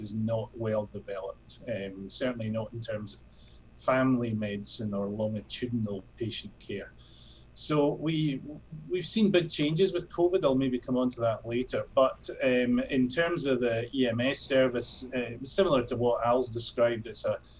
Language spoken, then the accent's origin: English; Scotland, United Kingdom; moved away as an adult; now in Hong Kong; I'm obviously not originally from Hong Kong. I come from Scotland